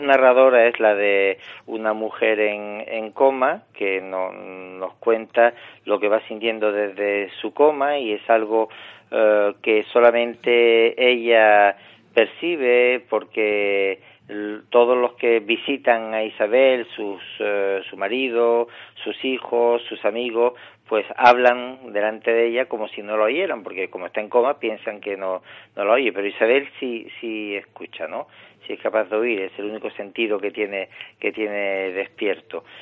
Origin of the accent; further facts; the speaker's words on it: Tangier, Tanger-Tetouan-Al Hoceima, Morocco; moved away as an adult; nací en Tánger y viví en Marruecos los 27 primeros años de, mi vida